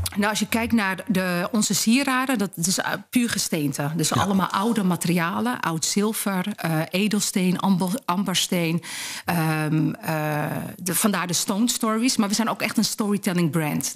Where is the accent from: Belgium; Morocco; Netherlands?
Netherlands; Ik ben geboren en getogen in Nederland